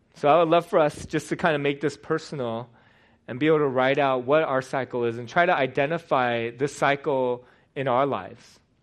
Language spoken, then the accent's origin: English; United States; born or raised there